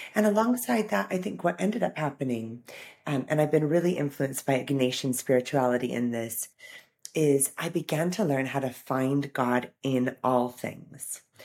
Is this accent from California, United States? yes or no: yes; Orange County, California, United States; moved away as an adult; now in United Kingdom; I grew up in Orange County, California, surrounded by the sunshine